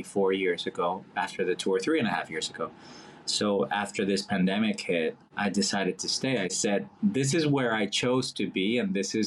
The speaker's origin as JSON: {"language": "English", "town": "Monterrey", "region": "Nuevo León", "country": "Mexico", "tie": "born or raised there", "second_language": "English", "moved": "as an adult", "lives_now": "New York, United States", "said": "being from Mexico and growing up in Mexico"}